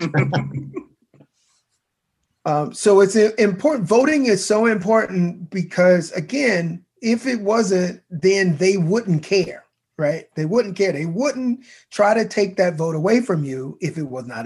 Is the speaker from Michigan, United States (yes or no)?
no; Mobile, Alabama, United States; my hometown of Mobile, Alabama